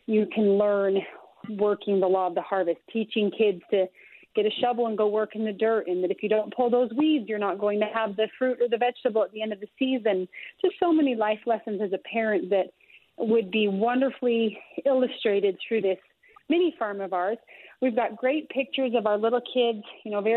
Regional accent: North Ogden, Utah, United States; It's my hometown of North Ogden.

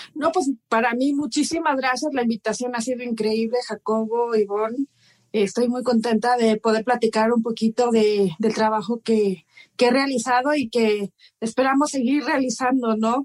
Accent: Oaxaca, Mexico; yo soy de Oaxaca

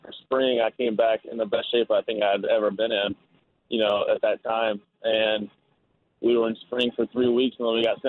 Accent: Alabama, United States; Growing up in Alabama

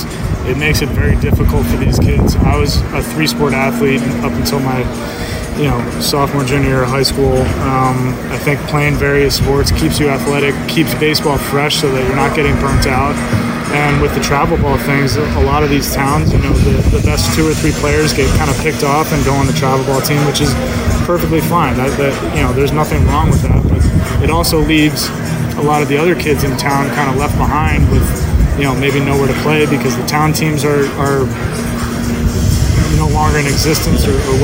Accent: New Jersey, United States; And where I grew up in New Jersey, there's an indoor facility almost in every town.

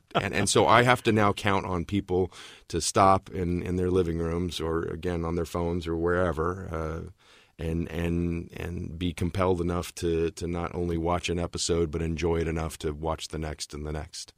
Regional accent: Tulsa, Oklahoma, United States; moved away as an adult; now in Los Angeles, United States; I actually was born and raised in Tulsa, Oklahoma, but it will be thirty years next month in Los Angeles

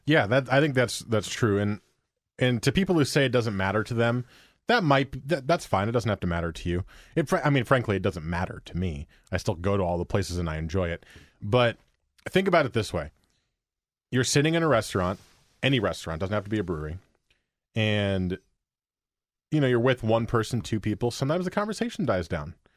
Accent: New Jersey, United States; now in Portland, United States; where I grew up in New Jersey

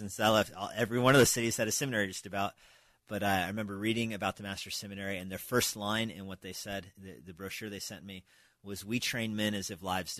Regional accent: New Mexico, United States; moved away as an adult; also born or lived in Albuquerque / Philippines; now in Springfield, Virginia, United States; I grew up in New Mexico, came to faith in New Mexico, went to the University of New Mexico

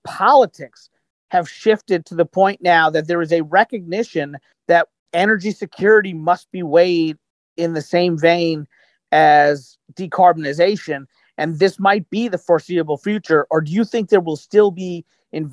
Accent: Kentucky, United States; I'm from Kentucky

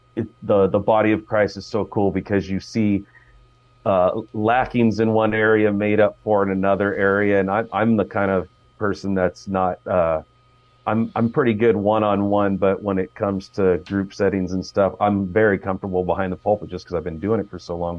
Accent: Fremont, California, United States; I grew up in Fremont, uh, been a Bay Area guy my whole life.

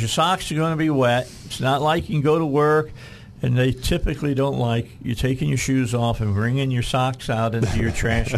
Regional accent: outside of Chicago, Illinois, United States; moved away; growing up outside of Chicago

